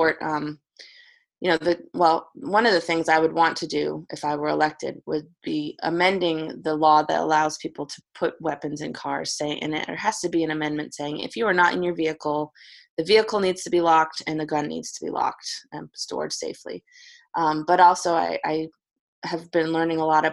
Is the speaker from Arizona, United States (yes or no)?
no; the Berkshires, Western Massachusetts, United States; born or raised there; moved away as an adult; also born or lived in Hickman County, Tennessee; now in Spring Hill, United States